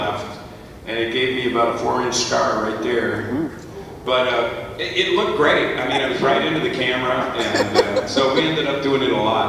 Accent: Wisconsin, United States; I'm from Wisconsin, and the Wisconsin State Fair is just a huge deal there

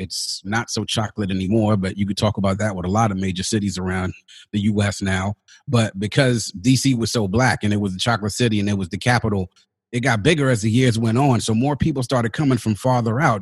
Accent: Washington, District of Columbia, United States; my other three sisters were born and I grew up here, but grew up, growing up in the Grenadian family on both sides

